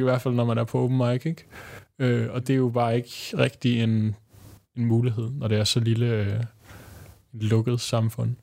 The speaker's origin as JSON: {"language": "Danish", "area": "Bornholm", "region": "Capital Region of Denmark", "country": "Denmark", "tie": "born or raised there", "moved": "yes", "lives_now": "Copenhagen, Denmark", "said": "der boede jeg på Bornholm, øh, hvor jeg voksede op"}